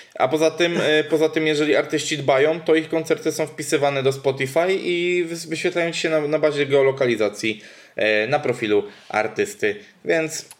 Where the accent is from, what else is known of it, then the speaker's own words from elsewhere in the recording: Łódź Voivodeship, Poland; moved away; ja pochodzę z Podłodzi